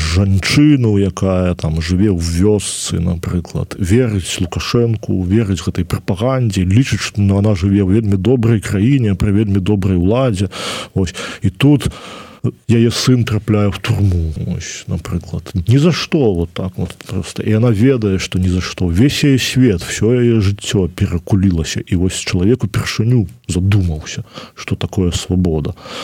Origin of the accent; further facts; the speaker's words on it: Belarus; я беларус